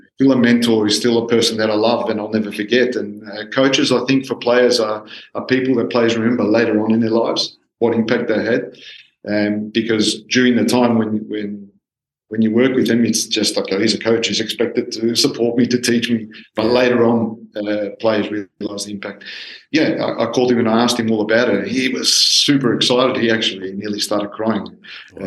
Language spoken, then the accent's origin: English; Australia; I'm a, a Greek Australian, or Australian Greek. I was born in Australia, but from Greek parents.